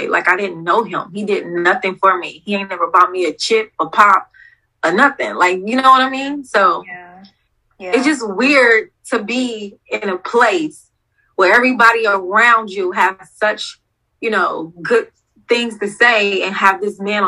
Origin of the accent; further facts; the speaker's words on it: Ohio, United States; I'm from Ohio